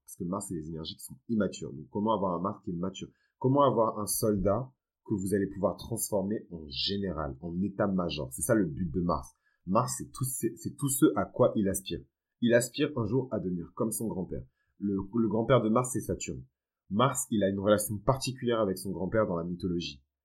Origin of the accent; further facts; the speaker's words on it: Benin; Moi, dans ma culture, qui est une culture qui est fond et yoruba, parce que je viens du Bénin